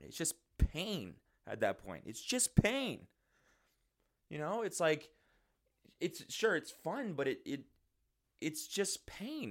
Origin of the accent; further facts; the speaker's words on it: Calgary, Alberta, Canada; Growing up in Calgary